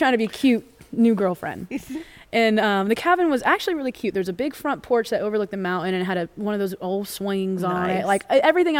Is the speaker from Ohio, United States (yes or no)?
no; Florida, United States; I'm from Florida.